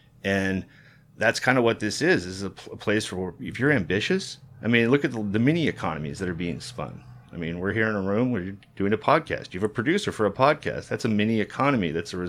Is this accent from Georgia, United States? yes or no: yes; College Park, Georgia, United States; this happened to me growing up in College Park, you know